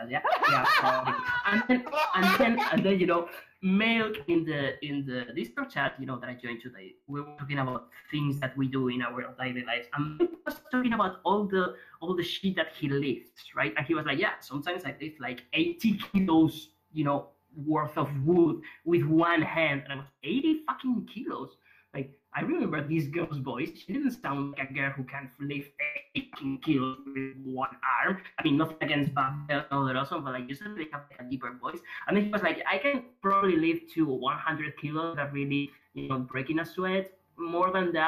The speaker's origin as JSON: {"language": "English", "country": "Spain", "second_language": "English", "said": "I'm from Spain"}